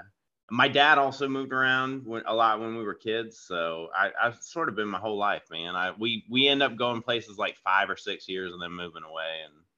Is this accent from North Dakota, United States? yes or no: no; Florida, United States; also born or lived in California / Washington / New York / Georgia; I'm originally from Florida, but I've moved around all over. So I've lived in like California and Washington State, New York, Georgia, South Carolina.